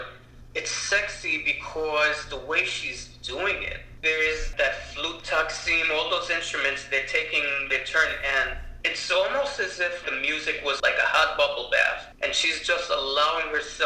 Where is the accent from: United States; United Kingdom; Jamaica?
Jamaica; in the Caribbean, well, Jamaica particularly, where I'm from, we put curry on everything